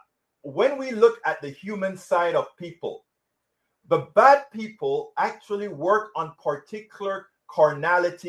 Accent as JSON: {"language": "English", "country": "Panama", "said": "I am from Central America, right. Panama. I'm from Panama"}